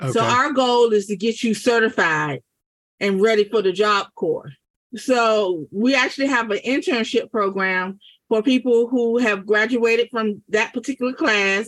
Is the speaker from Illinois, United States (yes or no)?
no; Norfolk, Virginia, United States; I'm from Norfolk